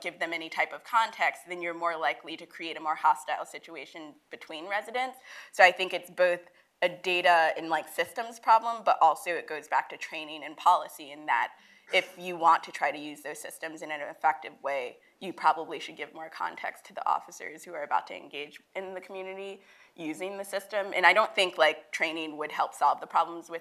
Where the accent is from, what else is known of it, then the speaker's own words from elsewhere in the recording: New York City, New York, United States; So I'll go back to New York, because that's my hometown.